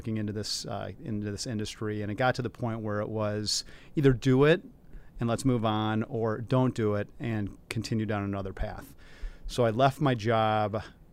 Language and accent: English; Midwest, United States; now in Chicago, United States; And I thought Chicago, since I'm from the Midwest already, Chicago was a better, smaller version of New York that had most of the good and not nearly as much of the bad.